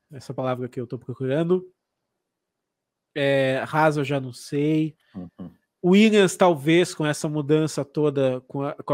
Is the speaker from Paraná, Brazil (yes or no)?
yes; Paraná, Brazil; now in Santa Catarina, Brazil; Eu sou paranaense. Paranaense, mas você mora em Santa Catarina hoje. moro em Santa Catarina